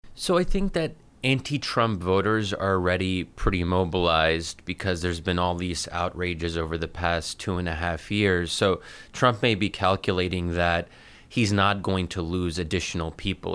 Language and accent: English; United States; As an American Muslim